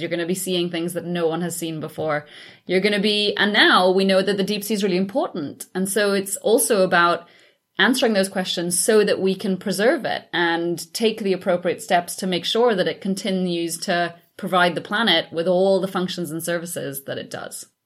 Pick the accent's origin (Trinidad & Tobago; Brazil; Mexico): Trinidad & Tobago; moved away; growing up in the Caribbean